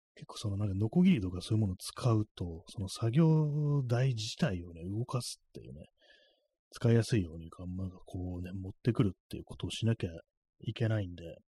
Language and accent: Japanese; Tokyo, Japan; 私東京の人間ですからね、東京の人間でずっと東京にいる